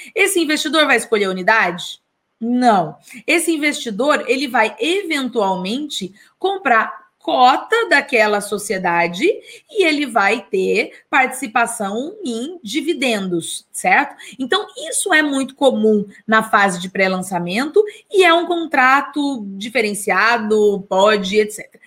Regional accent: Taubaté, São Paulo, Brazil; da minha cidade natal

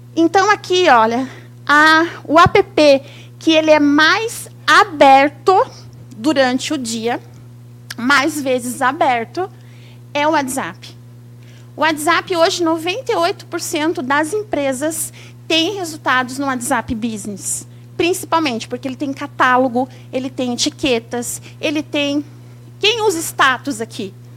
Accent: São Paulo, Brazil; also born or lived in Santos / Jacareí; now in Curitiba, Brazil; Eu sou paulista, mas eu moro em Curitiba. E é uma honra estar aqui no meu estado, porque eu nasci aqui, eu nasci em Santos, morei em Jacareí

